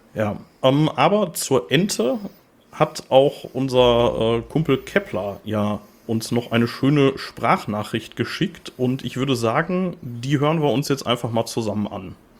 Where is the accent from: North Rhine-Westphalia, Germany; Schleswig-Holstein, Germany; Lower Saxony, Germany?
North Rhine-Westphalia, Germany; Gladbeck; also born or lived in Gelsenkirchen; Ich äh, komme tatsächlich nicht gebürtig aus Gladbeck. Ich bin da nur aufgewachsen. Äh, gebürtig bin ich äh, aus Gelsenkirchen